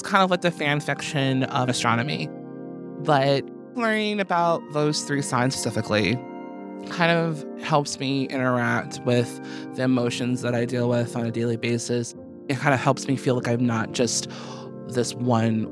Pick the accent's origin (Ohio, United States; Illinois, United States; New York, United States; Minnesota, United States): Illinois, United States; Chicago; I was born August 26th in Chicago, Illinois at 3:15 p.m.